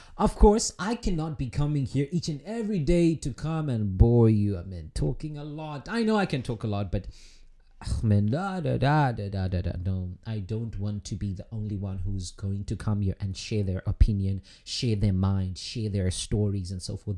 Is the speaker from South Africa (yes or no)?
yes; South Africa; moved away as an adult; now in Russia; my home country, South Africa